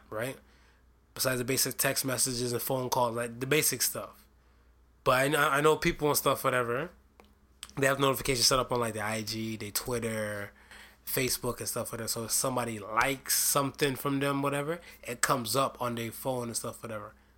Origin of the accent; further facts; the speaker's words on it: Ohio, United States; state of Ohio. One of my home state